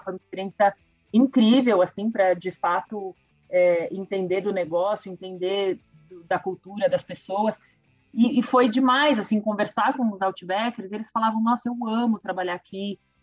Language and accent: Portuguese; Brazil; para a gente como brasileiro